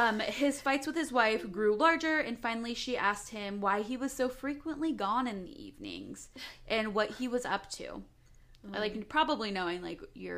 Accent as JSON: {"language": "English", "town": "Salem", "region": "Oregon", "country": "United States", "said": "we're from the Salem area"}